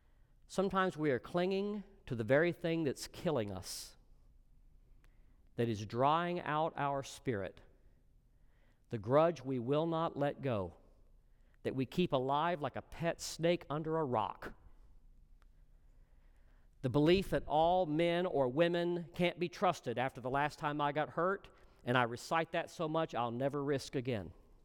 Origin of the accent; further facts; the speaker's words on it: Texas, United States; I'm from Texas. I know about this.